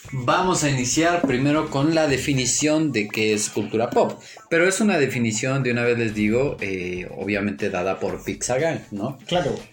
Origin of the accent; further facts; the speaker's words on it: Mexico; Somos mexicanos.